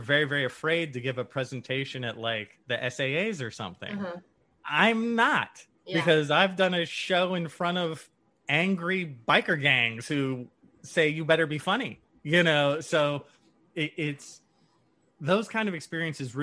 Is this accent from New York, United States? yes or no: no; San Leandro, California, United States; And then I left San Leandro, California, which is where I'm from. It's basically Oakland.